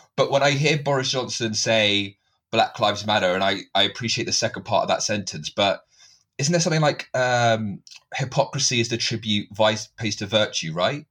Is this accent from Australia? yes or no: no; United Kingdom; as a British Asian